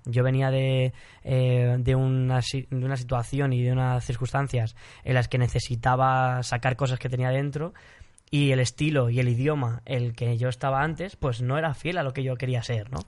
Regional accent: Spain; soy español

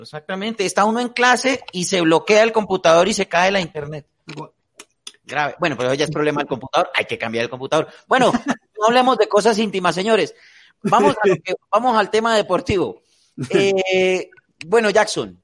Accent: Tolima, Colombia; Yo, que soy tolimense o pita de corazón y de nacimiento

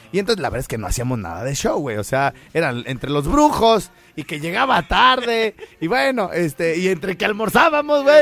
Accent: Morelia, Michoacán, Mexico; soy de Morelia

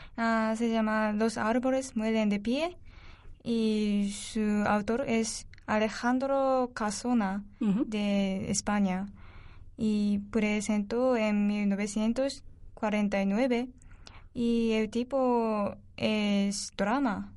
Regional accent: Japan; Spanish is a second language; moved away as an adult; now in Spain; en mi país, en Japón

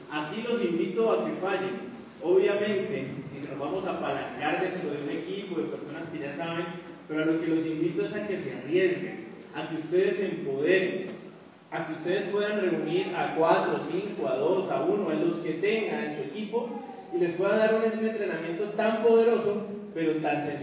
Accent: Colombia

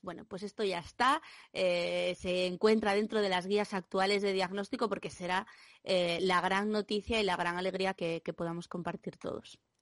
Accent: Asturias, Spain; como asturiana

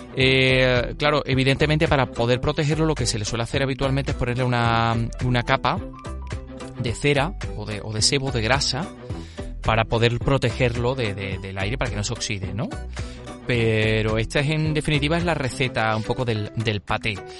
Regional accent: La Carolina, Andalusia, Spain; una receta de la Carolina, de mi pueblo

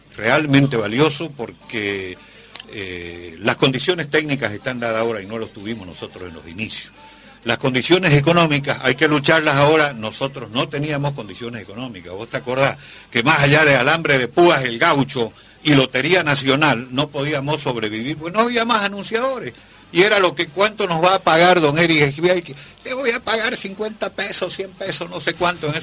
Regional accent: Santa Cruz, Bolivia; me siento orgulloso como cruceño

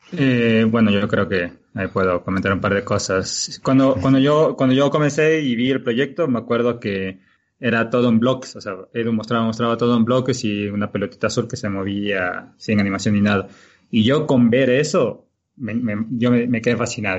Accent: Galápagos, Ecuador; now in Quito, Ecuador; yo soy de Galápagos, Ecuador

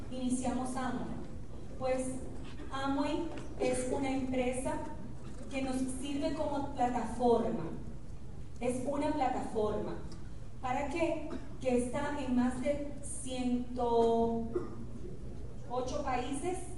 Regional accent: Dominican Republic; nosotros se lo copiamos y decimos lo mismo en República

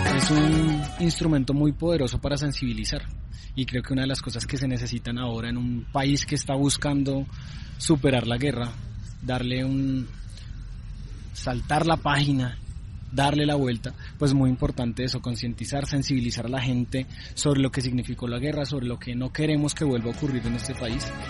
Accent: Colombia; somos hermanos, somos colombianos, colombianas

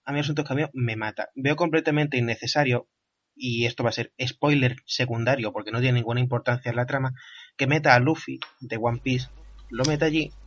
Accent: Andalusia, Spain; como andaluz que soy

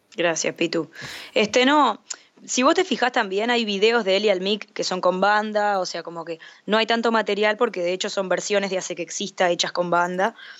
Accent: Montevideo, Uruguay; de Montevideo, Uruguay

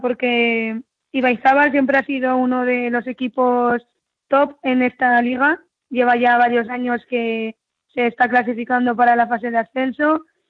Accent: Arizala, Navarre, Spain; yo soy de, de Arizala, ¿no? Mi padre es de Arizala

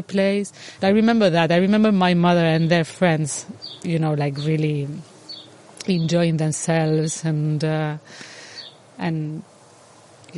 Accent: Ibiza, Balearic Islands, Spain; I'm from Ibiza. I'm as far as I know, the 10th generation of Ibizencos. It feels like, well, Ibiza is my cradle.

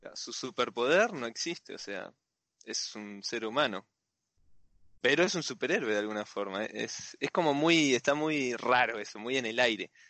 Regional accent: Bahía Blanca, Buenos Aires Province, Argentina; soy de acá de Bahía Blanca

